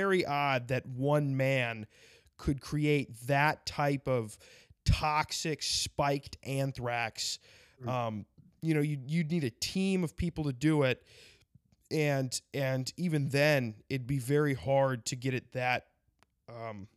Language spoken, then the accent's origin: English; South Dakota, United States; South Dakota because that's my home state